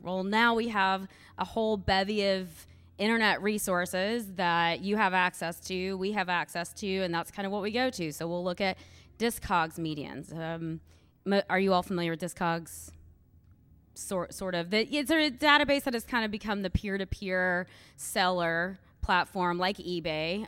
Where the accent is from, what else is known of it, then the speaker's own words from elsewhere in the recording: Louisville, Kentucky, United States; I am from Louisville, Kentucky